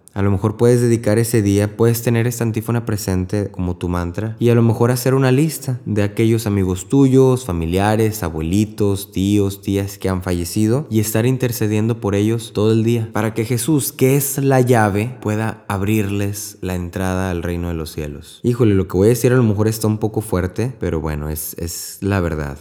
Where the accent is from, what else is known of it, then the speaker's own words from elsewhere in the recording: Mexico; moved away as an adult; also born or lived in Corpus Christi, Texas; Yo soy mexicano y trabajo en Corpus Christi